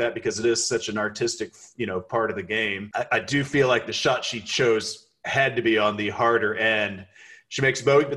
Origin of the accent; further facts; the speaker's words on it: Texas, United States; I'm from Texas